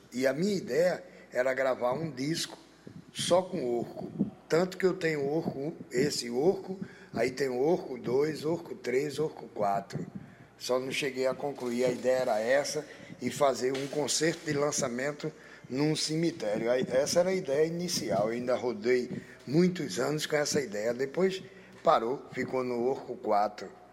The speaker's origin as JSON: {"language": "Portuguese", "town": "Goiânia", "region": "Goiás", "country": "Brazil", "also_born_or_lived": "Almeirim, Portugal / João Pessoa", "moved": "yes", "said": "Eu sou de Goiânia, fiz muita canção também para minha cidade"}